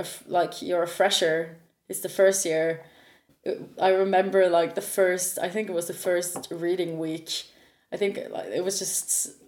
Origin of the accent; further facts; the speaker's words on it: Norway; accent: Norwegian; first language Norwegian; English is a second language; moved away as an adult; also born or lived in Leeds; now in United Kingdom; growing up in Norway